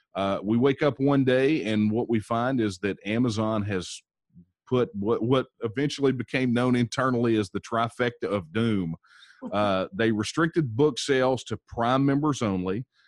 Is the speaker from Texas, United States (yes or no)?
yes; Texas, United States; I am a, a sixth generation Texan. Uh, my ancestors here in Texas